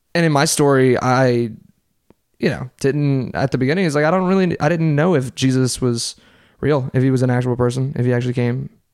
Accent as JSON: {"language": "English", "town": "Covington", "region": "Louisiana", "country": "United States", "tie": "born or raised there", "also_born_or_lived": "New Orleans, Louisiana", "said": "I was born right outside of New Orleans, and I moved to Covington, Louisiana."}